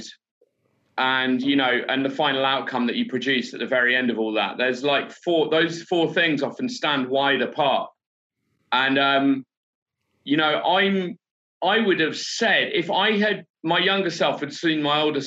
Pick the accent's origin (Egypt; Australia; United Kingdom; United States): United Kingdom; moved away as an adult; now in Kampala, Uganda; We're both British